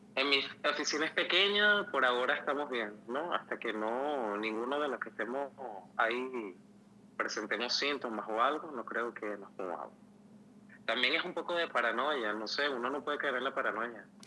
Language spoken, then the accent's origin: Spanish; Venezuela; moved away; yo hacía una cola de mercal por un kilo de pollo